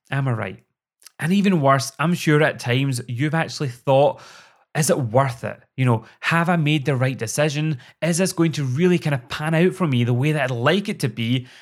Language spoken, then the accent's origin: English; Scotland, United Kingdom; accent: Scottish; also born or lived in Glasgow; I'm sure you've already guessed that from my accent, I live in Scotland.